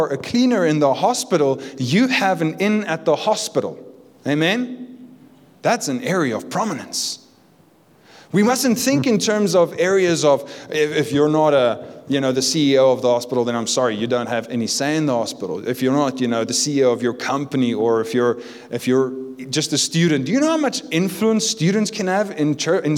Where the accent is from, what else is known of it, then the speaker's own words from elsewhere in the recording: Cape Town, Western Cape, South Africa; I'm from Cape Town